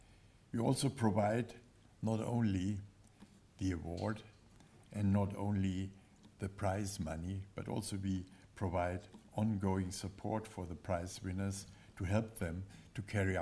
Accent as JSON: {"language": "English", "region": "Berlin", "country": "Germany", "tie": "born or raised there", "said": "I was born in Berlin in 1937, and therefore I experienced the horrors of the Nazi regime at first hand."}